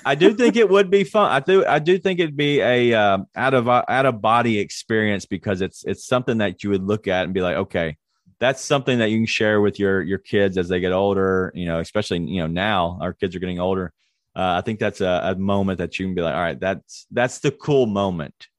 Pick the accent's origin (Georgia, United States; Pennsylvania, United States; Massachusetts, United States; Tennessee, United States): Tennessee, United States; Memphis; we're from Memphis